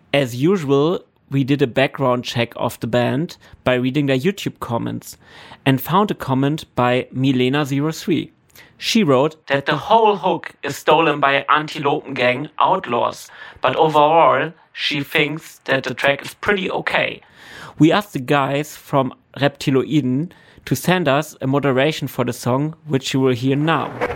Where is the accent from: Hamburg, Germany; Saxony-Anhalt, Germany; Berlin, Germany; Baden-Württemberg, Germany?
Saxony-Anhalt, Germany; Halle; my hometown.